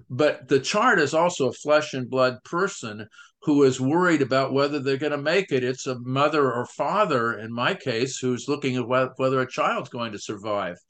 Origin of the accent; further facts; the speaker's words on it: United States; as American